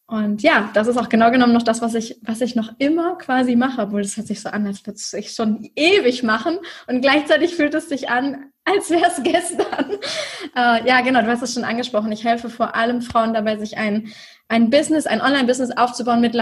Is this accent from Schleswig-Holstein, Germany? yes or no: yes; Schleswig-Holstein, Germany; Ich komme aus dem Norden von Deutschland bei Hamburg. Ich sage mal gerne, ich komme aus Hamburg, aber genau genommen komme ich noch aus Schleswig-Holstein, nämlich dem Ort, der direkt an Hamburg angrenzt.